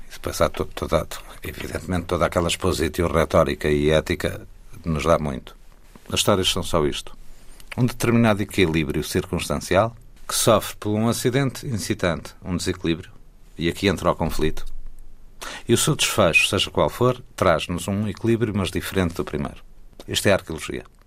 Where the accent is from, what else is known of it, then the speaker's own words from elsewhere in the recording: Góis, Centro, Portugal; quando eu estou no Rio de Góis, que eu chamo a minha terra, embora lá não tenha nascido, mas é a minha terra, Góis